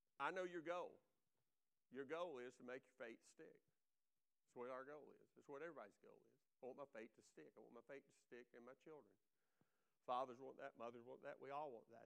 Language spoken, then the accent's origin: English; Laurel, Mississippi, United States; Evangel Temple Assembly of God, Laurel, Mississippi. Raised there